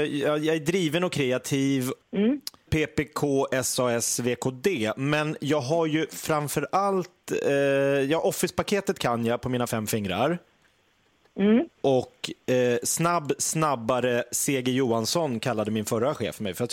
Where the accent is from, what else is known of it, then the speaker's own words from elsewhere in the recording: Järfälla, Stockholm County, Sweden; now in Gävle, Sweden; eh, jag är uppvuxen eh, i Järfälla utanför Stockholm, eh, Myrsjöskolan, eh, klass 1B